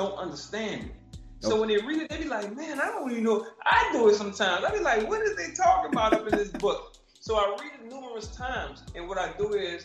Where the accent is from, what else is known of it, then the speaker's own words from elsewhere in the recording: New Orleans, Louisiana, United States; moved away as an adult; now in Houston, United States; I'm from New Orleans